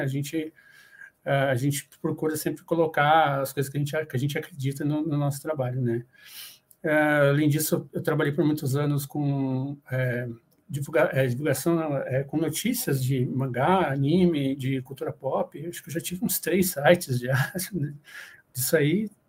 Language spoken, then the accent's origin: Portuguese; Paraná, Brazil; now in São Paulo, Brazil; eu sou do Paraná, mas no momento eu moro aqui em São Paulo, capital